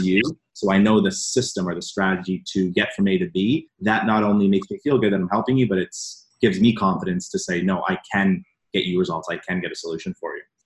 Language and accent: English; Canada; I was working here in Toronto, so I'm from Canada